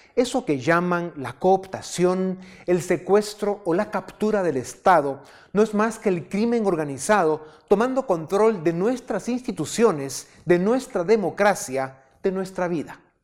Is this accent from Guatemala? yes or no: yes; Guatemala